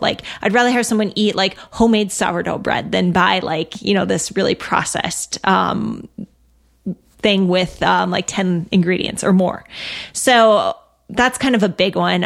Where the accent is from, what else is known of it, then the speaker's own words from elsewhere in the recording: Minnesota, United States; I'm from Minnesota.